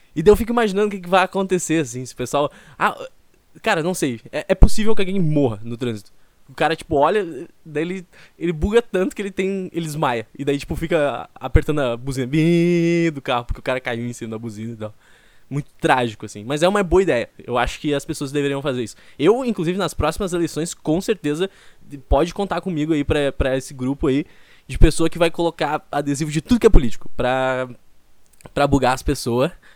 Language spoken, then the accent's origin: Portuguese; Porto Alegre, Rio Grande do Sul, Brazil; eu sou de Porto Alegre